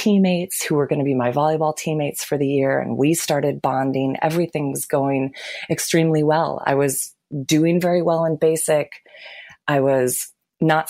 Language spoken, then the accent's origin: English; Lansing, Michigan, United States; I was born and raised in Lansing, Michigan.